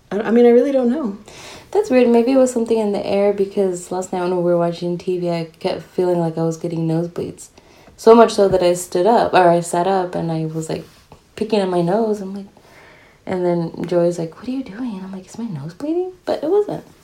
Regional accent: United States; I'm American.

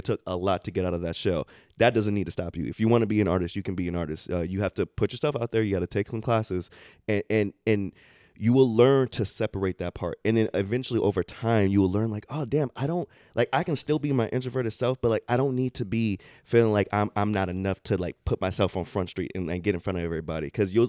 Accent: Sacramento, California, United States; Growing up in South Sac, I was the shyest kid with a stutter

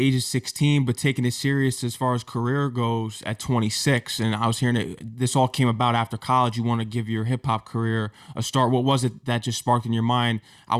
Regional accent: Connecticut, United States; Because I can relate to being from Connecticut.

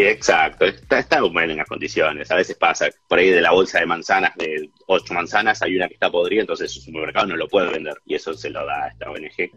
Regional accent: Ushuaia, Tierra del Fuego, Argentina; moved away as an adult; now in New Zealand; Yo vengo de Ushuaia

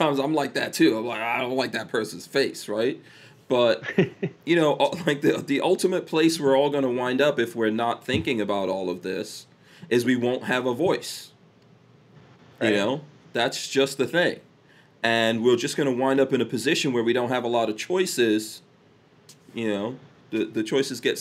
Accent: New York, United States; I'm a New Yorker

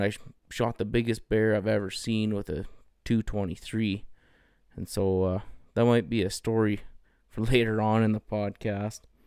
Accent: Canada; I grew up in the Peace region

